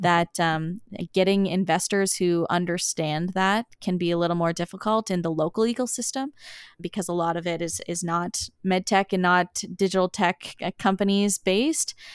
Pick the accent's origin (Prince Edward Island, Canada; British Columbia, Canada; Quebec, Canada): Prince Edward Island, Canada; Summerside; moved away as an adult; also born or lived in Antigonish, Nova Scotia / St. John's, Newfoundland; I grew up in Summerside, Prince Edward Island